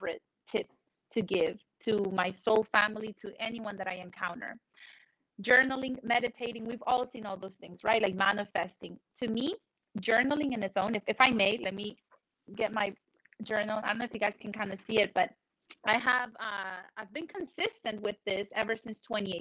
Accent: Colombia; moved away; when I was in Colombia, I grew up in South America

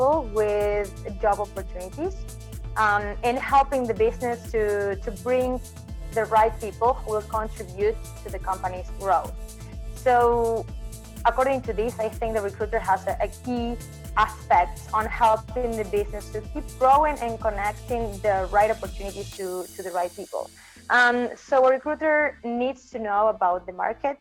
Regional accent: Argentina; also born or lived in New Zealand; I'm from Argentina

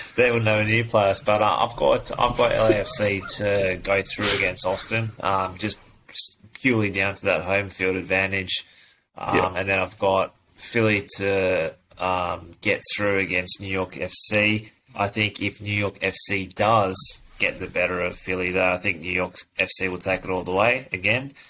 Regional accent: Sydney, New South Wales, Australia; I'm born in Sydney

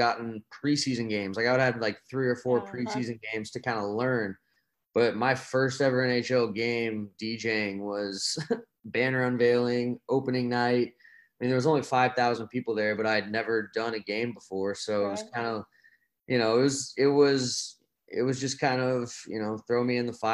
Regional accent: Dallas, Texas, United States; I'm from Dallas

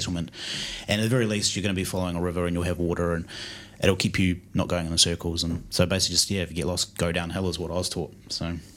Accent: New Zealand; our high school in New Zealand, growing up in New Zealand

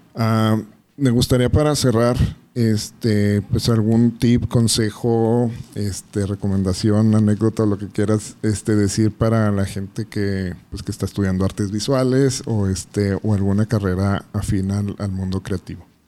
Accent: Ciudad Juárez, Chihuahua, Mexico; naces con, con él desafortunadamente en esta ciudad no y que te marca aunque a veces lo normalicemos y lo vemos como, como parte del currículum de ser juarense

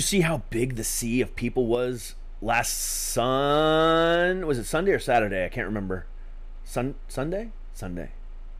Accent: Ohio, United States; also born or lived in Florida; I'm not originally from Florida. I'm originally from Ohio, but I spent majority of my life in Florida.

